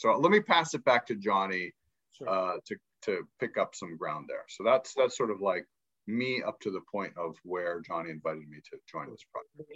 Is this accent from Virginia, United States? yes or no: no; Pittsburgh, Pennsylvania, United States; first language English; moved away as an adult; also born or lived in Egypt / New York; I grew up in Pittsburgh, Pennsylvania